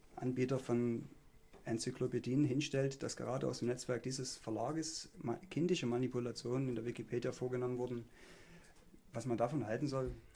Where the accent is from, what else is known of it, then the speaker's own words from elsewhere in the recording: Ottendorf-Okrilla, Saxony, Germany; Ottendorf, was mein Heimatort ist